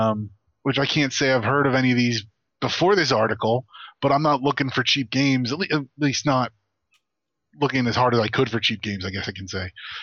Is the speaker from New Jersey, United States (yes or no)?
yes; New Jersey, United States; No, I agree. As somebody born and raised in New Jersey, I agree. It's New Jersey.